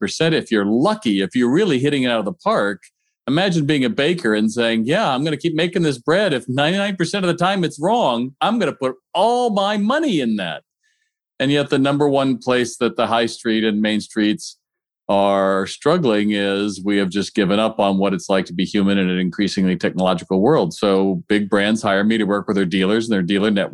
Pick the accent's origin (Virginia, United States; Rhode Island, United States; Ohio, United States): Ohio, United States; I grew up in Ohio